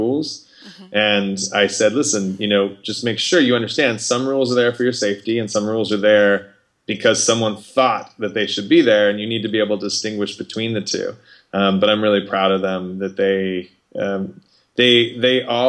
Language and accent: English; Arizona, United States; also born or lived in Los Angeles; grew up in Arizona